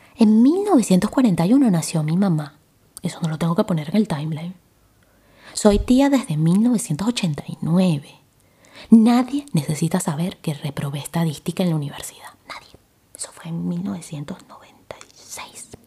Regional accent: Caracas, Capital District, Venezuela; nací en Caracas, Venezuela

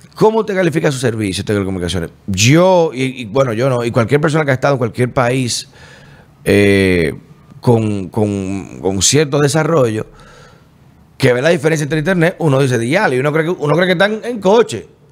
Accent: Dominican Republic; como buen dominicano

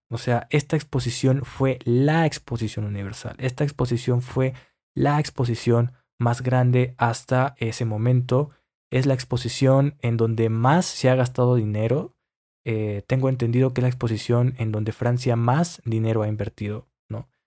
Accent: Mexico; yo soy mexicano

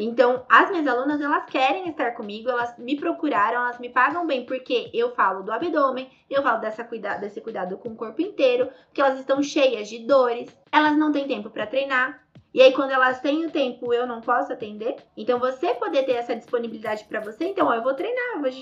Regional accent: Santa Catarina, Brazil; also born or lived in Palhoça; Eu sou de Santa Catarina, eu moro em Palhoça.

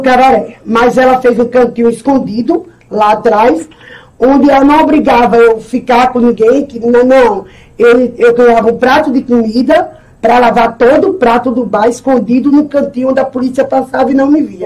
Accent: Itambé, Pernambuco, Brazil; Eu nasci aqui em Itambé

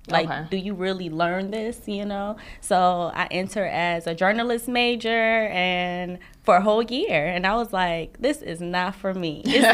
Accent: Milwaukee, Wisconsin, United States; also born or lived in Chicago; Okay. Well, like you said, I'm from Milwaukee, Wisconsin. Went to college in Chicago.

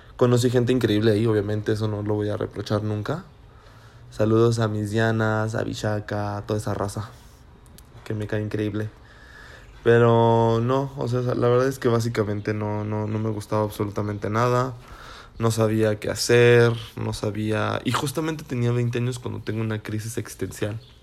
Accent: Celaya, Guanajuato, Mexico; soy de Celaya, Guanajuato

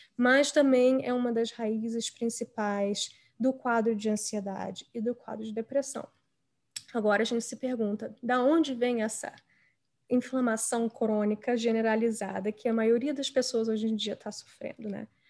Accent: Brazil; moved away as an adult; also born or lived in Rio de Janeiro; now in United States; eu hoje em dia moro nos Estados Unidos, mas eu nasci e cresci no Brasil

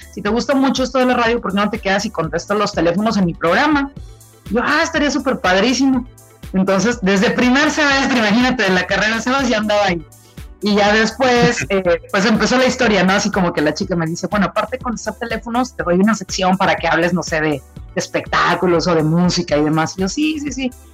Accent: Tampico, Tamaulipas, Mexico; yo soy originaria de Tampico, Tamaulipas

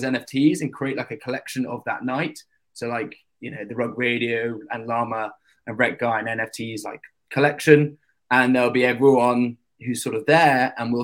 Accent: London, United Kingdom; London, England

